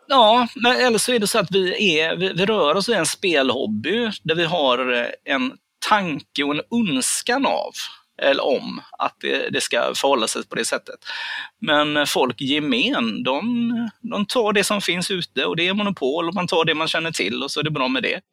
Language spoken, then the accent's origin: Swedish; Gothenburg, Västra Götaland, Sweden; jag kommer ju från Göteborg